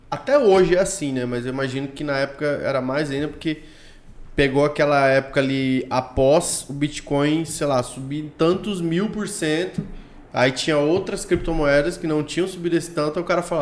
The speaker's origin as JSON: {"language": "Portuguese", "region": "Mato Grosso do Sul", "country": "Brazil", "said": "Eu sou de Mato Grosso do Sul."}